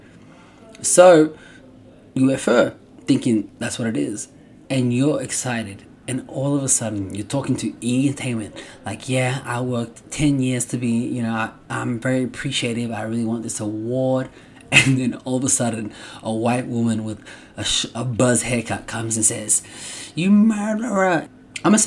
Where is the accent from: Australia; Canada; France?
Australia; now in United States; I grew up in Australia